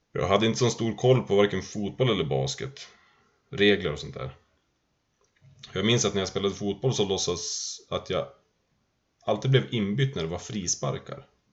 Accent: Sundsvall, Västernorrland County, Sweden; Jag kommer från Bosvedjan i Sundsvall. Vi hade flyttat runt en del innan vi hamnade i Bosvedjan. Jag tror jag var sju då

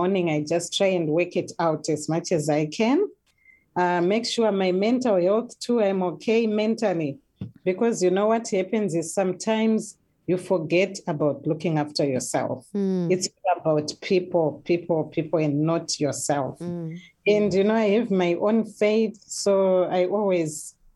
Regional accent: Zimbabwe; moved away as an adult; now in New Zealand; I'm originally from Zimbabwe.

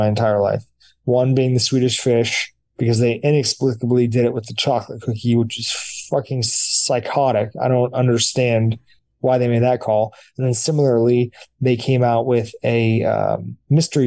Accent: United States; I'm an American

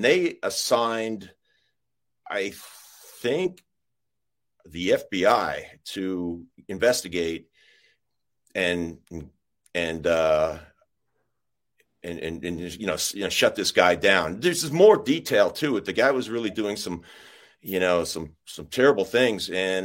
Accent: Long Island, New York, United States; moved away as an adult; also born or lived in Kansas City / Los Angeles; I'm from Long Island, New York.

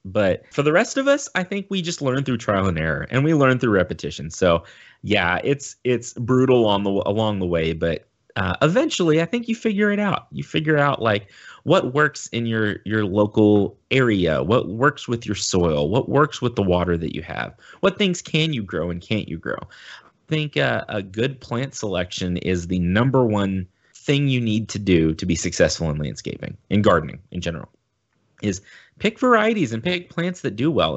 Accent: United States; as a Westerner, as an American

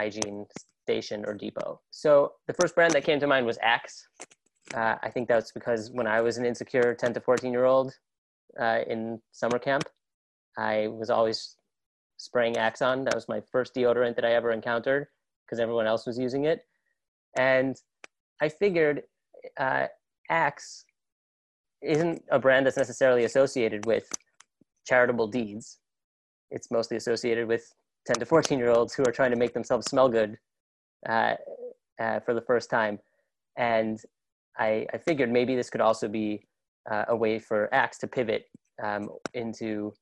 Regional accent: Ann Arbor, Michigan, United States; moved away; also born or lived in New York; I grew up in Ann Arbor, Michigan, so not far from Detroit.

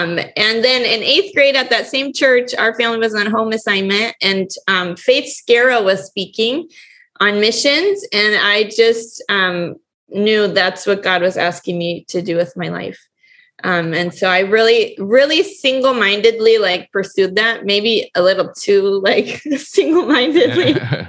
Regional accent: Quito, Pichincha, Ecuador; Mark grew up in Argentina and I grew up in Quito, Ecuador.

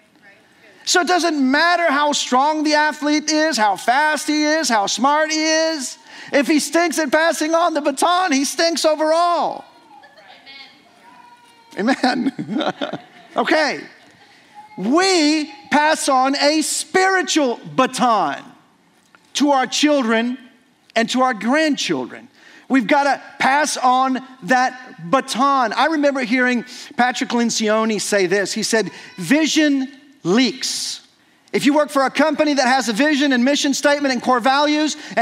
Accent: Mexico; moved away as an adult; as a child growing up in Mexico. And so I celebrated about 19 or so Christmases in Mexico

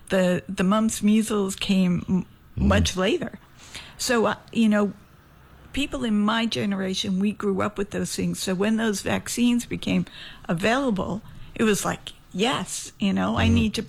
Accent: Jersey City, New Jersey, United States; now in St. Croix, US Virgin Islands; I was maybe 5 years old, and, you know, growing up in Jersey City, big old Catholic school

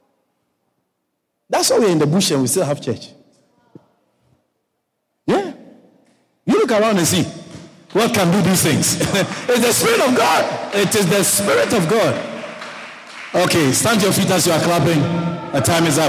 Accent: Ghana; also born or lived in Virginia; now in Guyana; Where I come from, where I was born. I was born in Ghana, West Africa. I'm not a Nigerian. I'm a Ghanaian

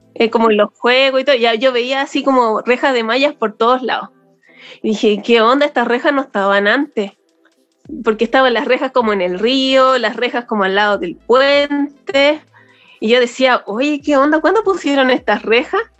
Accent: Valparaíso, Chile; soy de Valpo

